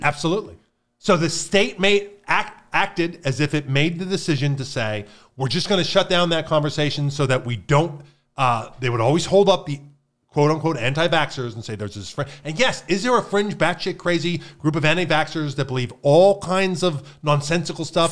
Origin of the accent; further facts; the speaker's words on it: Pennsylvania, United States; moved away; I grew up in Pennsylvania